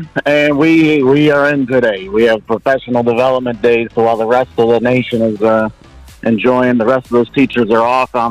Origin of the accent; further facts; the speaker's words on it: Hamburg, New York, United States; now in Dubai, UAE; Western New York. Hamburg, New York.